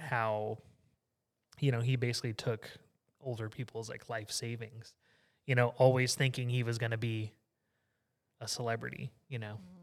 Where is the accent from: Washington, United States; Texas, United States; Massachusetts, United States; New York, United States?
Texas, United States; Southeast; I grew up in Southeast Texas, being a kid